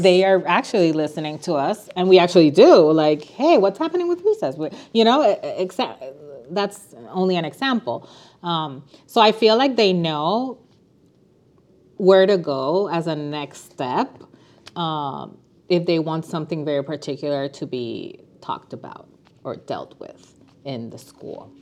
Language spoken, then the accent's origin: English; San Juan, Puerto Rico; moved away as an adult; now in Chicago, United States; I was born and raised in San Juan, Puerto Rico. We moved to Chicago eight years ago.